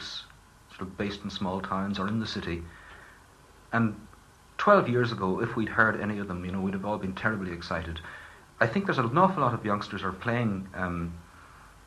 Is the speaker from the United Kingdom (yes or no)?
yes; East County Down, Northern Ireland, United Kingdom; I grew up in East County Down, which is not a very nationally minded part of the country